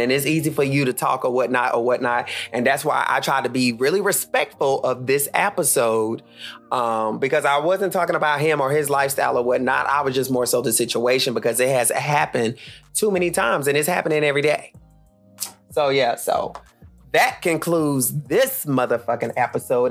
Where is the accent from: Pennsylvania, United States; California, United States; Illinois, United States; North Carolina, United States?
North Carolina, United States; Charlotte; I am from Charlotte